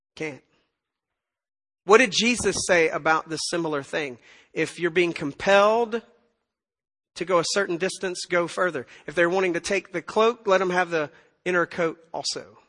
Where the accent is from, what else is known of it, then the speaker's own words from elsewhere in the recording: Tennessee, United States; now in Texas, United States; I'm from Tennessee